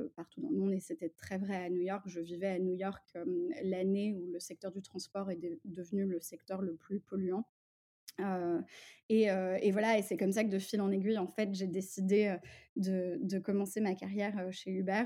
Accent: Paris, Île-de-France, France; also born or lived in Russia / England / United States; je suis née, j'ai grandi à Paris dans une famille multiculturelle

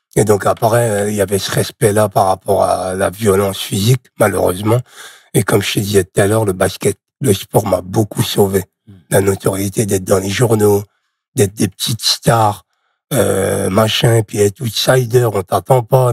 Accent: Charleville-Mézières, Grand Est, France; moved away as an adult; also born or lived in Nouzonville; Je suis né à Charleville-Mézières dans les Ardennes.

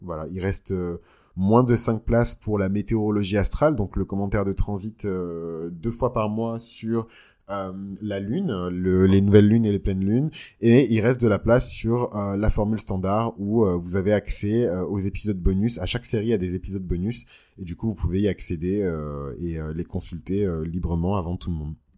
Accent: Benin; moved away; quand j'étais dans mon pays d'origine, le Bénin

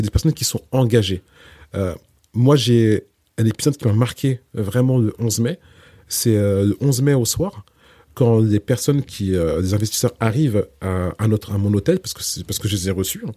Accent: France; je suis né en France et j'ai grandi en France

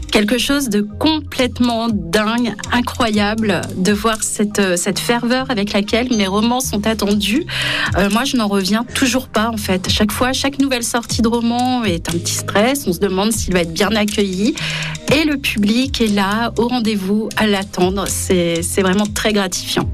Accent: Berry, Centre-Val de Loire, France; C'est ma région natale, hein. c'est le Berry

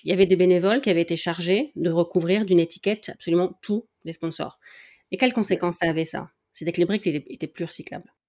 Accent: Dunkirk, Hauts-de-France, France; je suis née à Dunkerque

